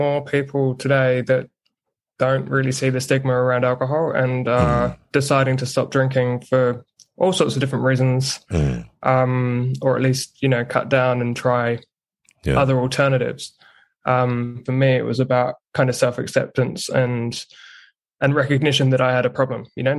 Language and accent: English; Ipswich, East of England, United Kingdom; moved away as an adult; also born or lived in Hull / Berlin; Yeah. So I'm born and bred in Ipswich in England. I've now got a fiance who's Kiwi, hence the, I don't even know, mutt of an accent, I guess. And yeah, spent 18 years in the UK